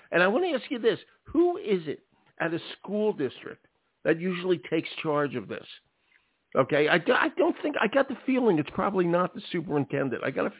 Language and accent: English; Philadelphia, Pennsylvania, United States; I'm from Philadelphia.